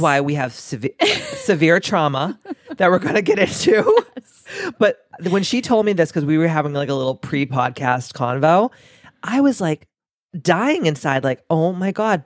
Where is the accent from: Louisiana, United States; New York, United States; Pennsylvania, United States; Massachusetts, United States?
Massachusetts, United States; we're both from Massachusetts